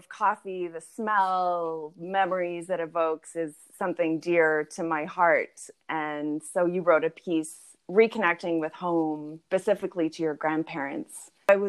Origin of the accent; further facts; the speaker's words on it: United Kingdom; born there; Just so you know, my dad is from England and I was born